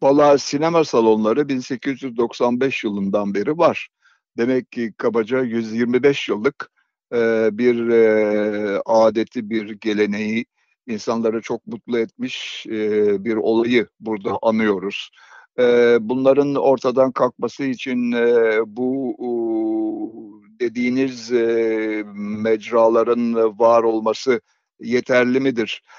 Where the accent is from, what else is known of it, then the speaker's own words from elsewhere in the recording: İzmir, Turkey; moved away; Ben 1939 doğumluyum, doğumluyum ve İzmir'de Karşıyaka'da doğdum.